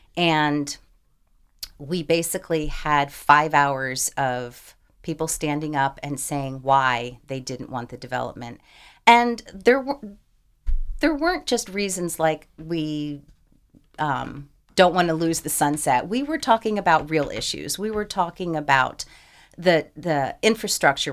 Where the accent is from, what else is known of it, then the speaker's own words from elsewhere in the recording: Madison, New Jersey, United States; moved away as an adult; now in Delaware, United States; I grew up in northern New Jersey. I grew up in a suburb of New York City.